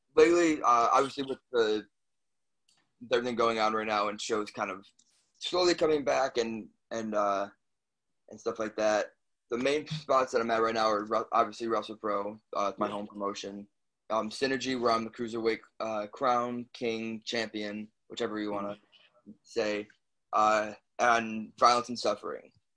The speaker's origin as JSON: {"language": "English", "town": "Chicago", "region": "Illinois", "country": "United States", "tie": "born or raised there", "also_born_or_lived": "New Jersey", "moved": "yes"}